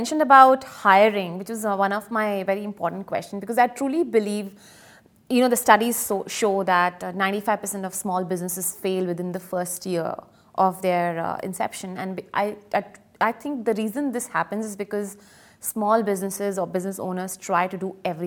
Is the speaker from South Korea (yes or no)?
no; India; now in United Arab Emirates; I'm also from India